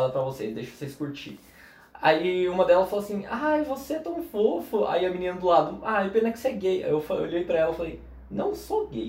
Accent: Foz do Iguaçu, Paraná, Brazil; born there; also born or lived in São Paulo; Na real, tipo assim, eu nasci em Foz. Eu morei 17 anos

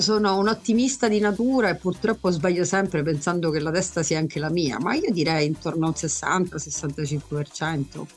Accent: Sicily, Italy; da da siciliana

